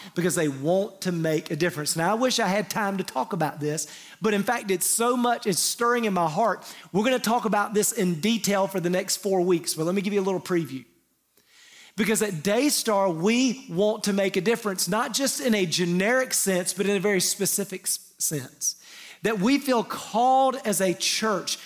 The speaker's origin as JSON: {"language": "English", "area": "the Bible Belt", "region": "the South", "country": "United States", "tie": "born or raised there", "said": "we grew up in the Bible Belt, most of us have some church history"}